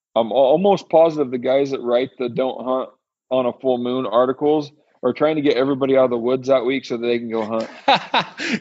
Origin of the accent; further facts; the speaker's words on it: Western Washington, United States; I'm from Western Washington